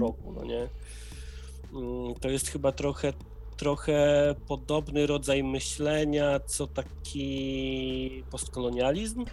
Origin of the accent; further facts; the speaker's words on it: Poland; moved away; wychowa wychowałem się na wsi, teraz na tej wsi sobie trochę siedzę tymczasowo